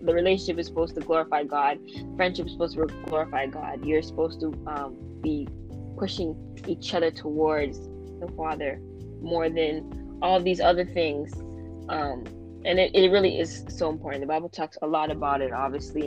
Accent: Ontario, Canada; I'm also 17, and I'm from Ontario, Canada

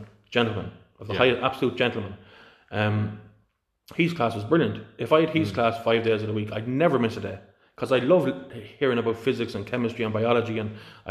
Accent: India; born there; Listen, if I was born in Pakistan, I wouldn't be learning about Jesus. I was born in India.

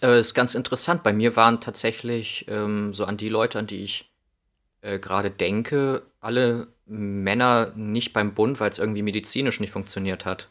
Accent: Northern Hesse, Germany; also born or lived in Spain / Wilhelmshaven / Passau; now in Berlin, Germany; als Kind äh, in Nordhessen

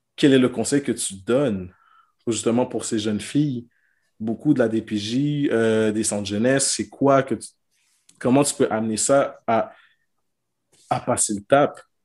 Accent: Quebec, Canada; chez nous au Québec

